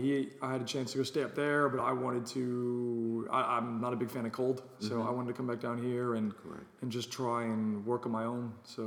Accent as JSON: {"language": "English", "region": "Virginia", "country": "United States", "tie": "born or raised there", "moved": "yes", "lives_now": "Florida, United States", "said": "I was born originally in Virginia, lived there for a very long time."}